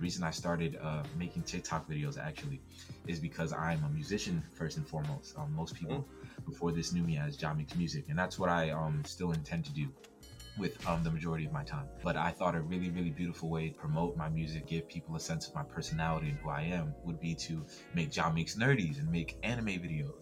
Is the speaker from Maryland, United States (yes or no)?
yes; Baltimore, Maryland, United States; moved away as an adult; also born or lived in Hackensack, New Jersey / Arkansas; now in Arizona, United States; while I was born in Jersey, I've essentially every school I've went to, my whole family, I've been in Baltimore since I was like 5 or 6 years old. So Baltimore is my home